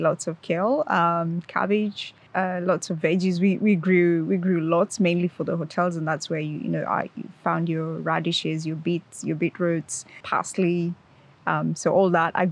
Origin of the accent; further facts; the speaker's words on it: Nakuru, Nakuru County, Kenya; moved away as an adult; also born or lived in Melbourne, Australia; now in Launceston, Australia; I'm originally from Kenya, so that's sort of East Africa. I grew up in a town called Nakuru, which is 2 hours' drive from the capital, Nairobi.